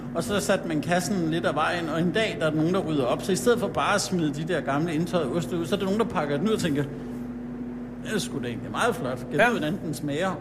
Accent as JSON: {"language": "Danish", "town": "Allerød", "region": "Capital Region of Denmark", "country": "Denmark", "tie": "born or raised there", "also_born_or_lived": "Hillerød", "moved": "as an adult", "lives_now": "Jutland, Denmark", "said": "Jeg er født i Hillerød og vokset op i Allerød, over på Sjælland"}